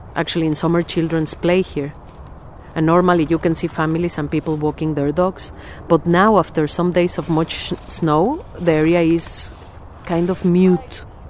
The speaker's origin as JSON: {"language": "English", "region": "Mexico City", "country": "Mexico", "tie": "born or raised there", "moved": "as an adult", "lives_now": "Sheffield, United Kingdom", "said": "I was born in Mexico City and have lived in Sheffield for four years"}